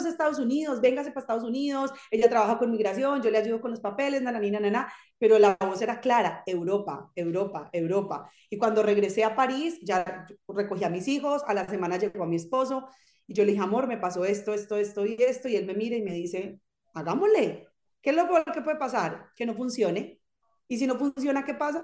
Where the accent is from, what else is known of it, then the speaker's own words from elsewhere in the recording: Zarzal, Valle del Cauca, Colombia; moved away as an adult; now in France; Yo soy colombiana y de hecho nací en una, en una población que se llama Zarzal Valle. Es un pueblo muy pequeñito en el norte del valle, en Colombia